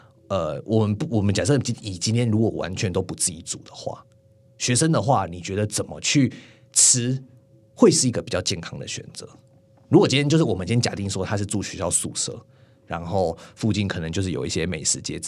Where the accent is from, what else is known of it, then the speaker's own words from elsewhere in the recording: Tainan, Taiwan; 不能怪我啊，我我我台南人呢、